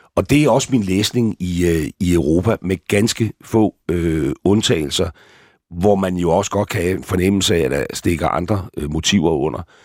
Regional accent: Gilleleje, Capital Region of Denmark, Denmark; jeg har levet min ungdom i Gilleleje

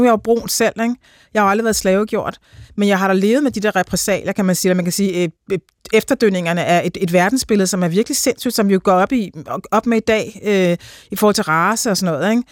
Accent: Denmark; jeg, som dansker

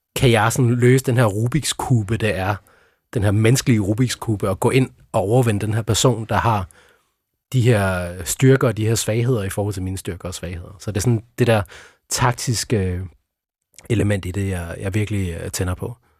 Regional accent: Sønderborg, Southern Denmark, Denmark; jeg opvoksede i Sønderborg

